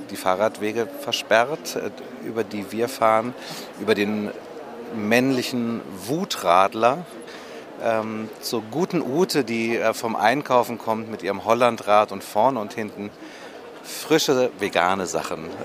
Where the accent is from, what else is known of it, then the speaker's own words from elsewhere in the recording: Lower Saxony, Germany; Ich bin kein Berliner, ich bin Niedersachse.